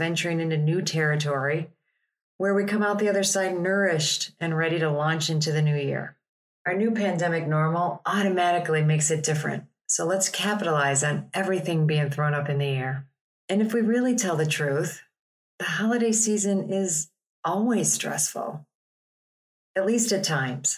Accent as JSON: {"language": "English", "town": "Chicago", "region": "Illinois", "country": "United States", "said": "I'm from Chicago."}